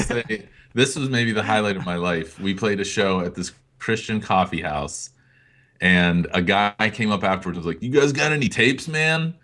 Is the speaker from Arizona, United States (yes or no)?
no; Greenville, Pennsylvania, United States; my hometown of Greenville, P